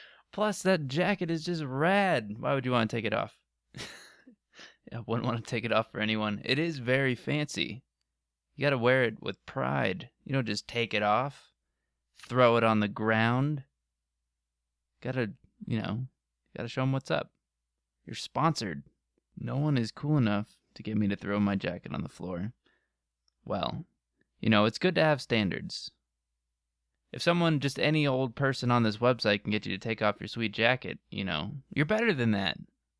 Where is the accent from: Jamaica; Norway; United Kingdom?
Norway; Might also be because I'm from Norway.